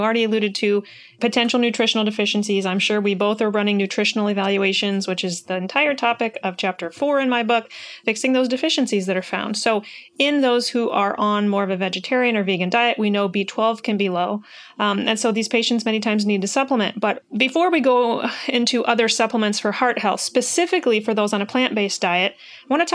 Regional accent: Iowa, United States; I'm from Iowa. We have a heavy soybean crop here

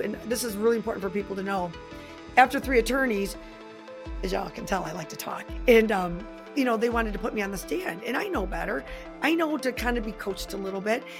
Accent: Michigan, United States; I am from Michigan

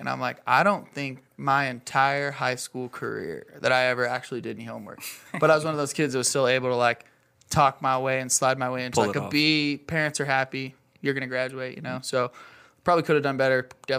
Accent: Rigby, Idaho, United States; moved away as an adult; also born or lived in Bay Area, California; So I'm from Rigby. Grew up in Rigby, went to Rigby High School, graduated in 2009, and then moved out of Rigby. I moved to California just shortly after I graduated high school

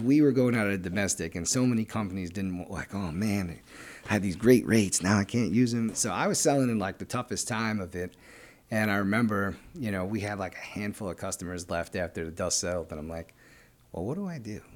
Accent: New York City, New York, United States; We're from Brooklyn

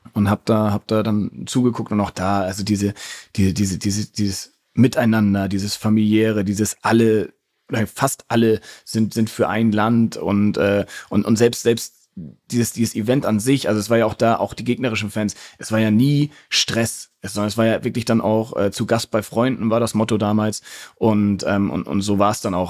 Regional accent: Hamburg, Germany; Ich bin ja in Hamburg äh, geboren und aufgewachsen.

